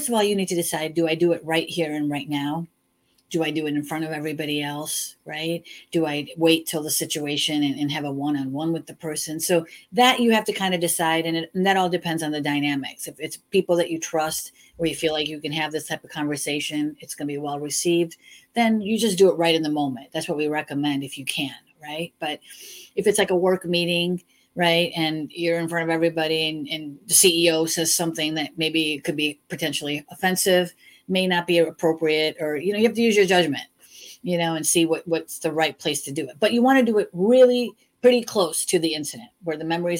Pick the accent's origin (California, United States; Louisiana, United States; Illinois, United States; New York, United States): Illinois, United States; Chicago; I was born and raised in Chicago and we say you guys a lot